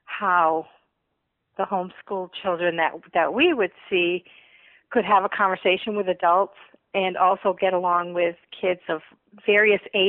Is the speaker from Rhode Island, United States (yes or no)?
yes; Rhode Island, United States; moved away; I was born in Rhode Island, so if I have a little bit of an accent sometimes, that's where it's from.